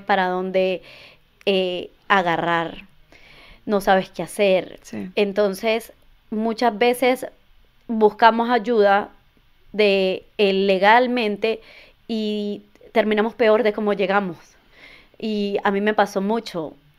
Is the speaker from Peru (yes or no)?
no; Venezuela; moved away as an adult; now in United States; soy inmigrante, soy venezolana. Llegué a este país hace ocho años.